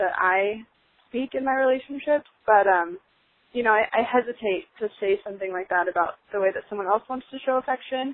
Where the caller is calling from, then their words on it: Los Angeles, California, United States; I'm calling from Los Angeles, California